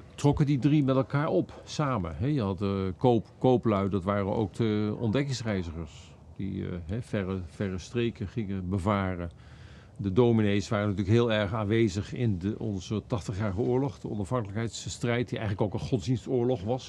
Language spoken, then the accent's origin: Dutch; Netherlands; als Nederlanders